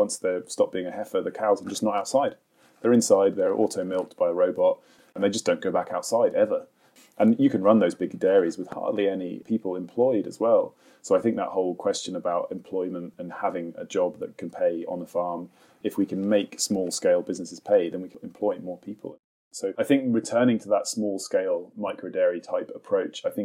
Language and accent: English; Suffolk, East of England, United Kingdom; now in Highlands, United Kingdom; I grew up in Suffolk